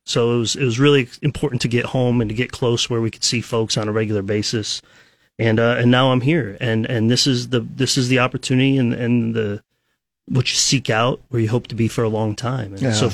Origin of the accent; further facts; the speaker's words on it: Columbus, Ohio, United States; moved away as an adult; also born or lived in Bowling Green, Ohio; now in Lincoln, United States; I'm originally from Columbus, Ohio.